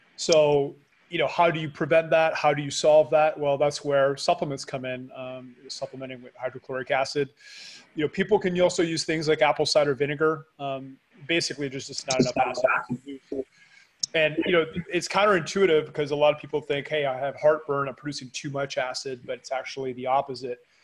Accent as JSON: {"language": "English", "country": "Canada", "moved": "yes", "lives_now": "Panama", "said": "I am a Canadian living in Panama"}